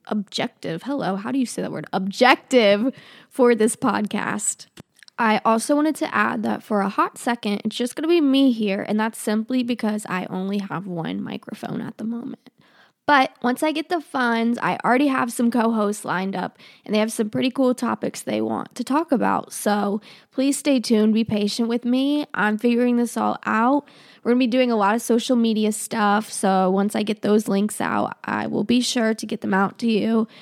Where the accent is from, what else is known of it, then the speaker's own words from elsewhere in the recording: Charlotte, North Carolina, United States; also born or lived in Russia; I live outside of Charlotte. I've been here pretty much my whole life